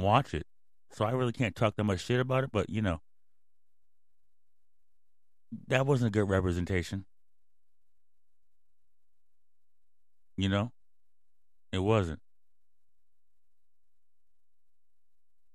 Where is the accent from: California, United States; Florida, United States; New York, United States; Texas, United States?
California, United States; Mountain View; also born or lived in Sunnyvale, California; me and my mom used to hang out in Mountain View and Sunnyvale when I was a kid